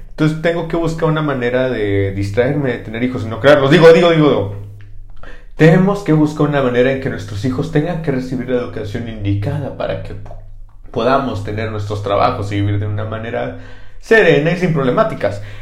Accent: Switzerland; accent: French; Y si yo, un acento francés y yo soy de Suiza

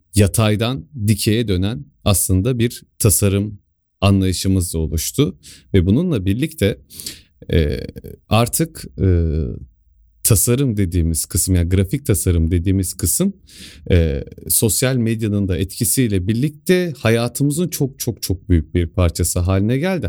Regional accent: Sivas Province, Turkey; ben Sivaslıyım

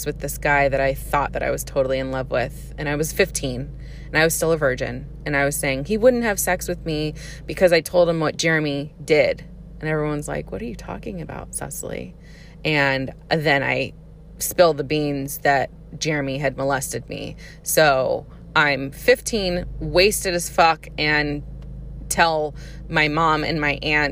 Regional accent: Santa Clarita, California, United States; accent: Valley; I grew up in Santa Clarita

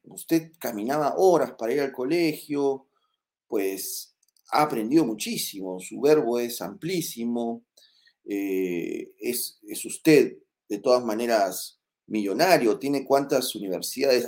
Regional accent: Moquegua, Peru; yo no nací en Puña, yo nací en Moquegua

